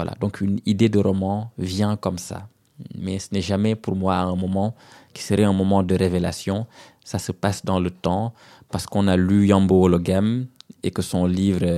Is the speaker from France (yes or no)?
no; Senegal; C'est pour ça que je ne peux pas oublier que je suis sénégalais.